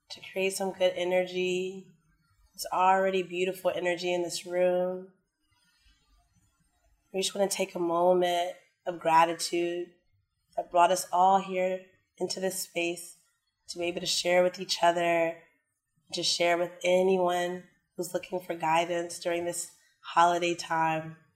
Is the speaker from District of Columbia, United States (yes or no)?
yes; Washington, District of Columbia, United States; moved away as an adult; now in Thailand; I'm from Washington, D.C., and I've been living here for a year and seven months.